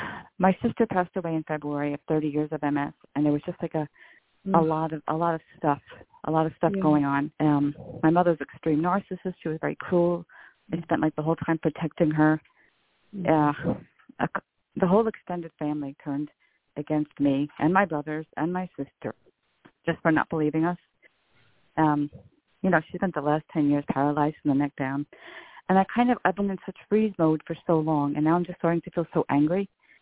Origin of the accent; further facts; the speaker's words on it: Queens, New York, United States; from Queens, New York.